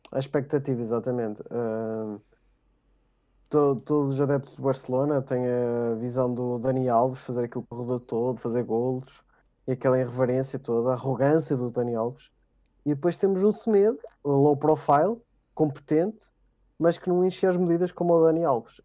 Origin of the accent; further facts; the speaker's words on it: Portugal; Clube da Terra, Oliveirense, uh, porque sou natural do Oliveira das Meias